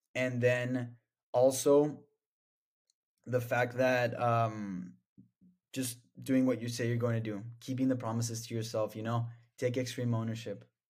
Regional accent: El Paso, Texas, United States; moved away as an adult; now in Austin, United States; I'm from El Paso, Texas.

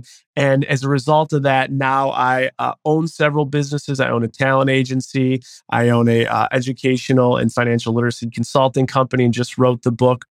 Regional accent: Buffalo, New York, United States; moved away; born and raised in Buffalo, New York

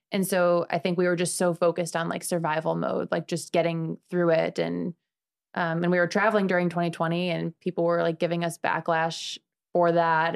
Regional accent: Chicago, Illinois, United States; moved away as an adult; now in Sarasota, United States; I'm from Chicago. I've been here for about six years

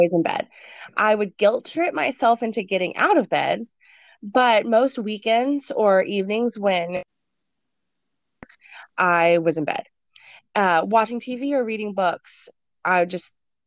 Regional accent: Texas, United States; moved away as an adult; even though I was from Texas, I hadn't lived there for about 6 years

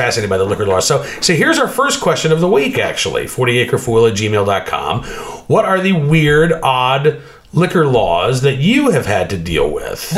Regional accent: Oklahoma, United States; now in Virginia, United States; growing up in Oklahoma and living in Oklahoma

